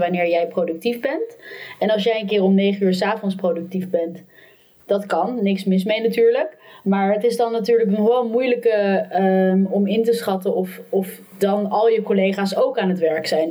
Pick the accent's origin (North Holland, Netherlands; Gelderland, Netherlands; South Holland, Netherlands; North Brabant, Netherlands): North Holland, Netherlands; Amsterdam; ik kom ook uit Amsterdam